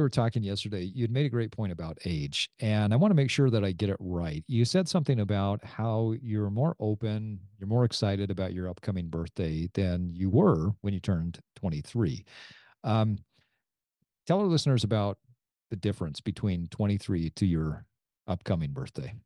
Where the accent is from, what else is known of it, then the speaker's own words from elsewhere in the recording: Sandy, Utah, United States; my hometown of Sandy, Utah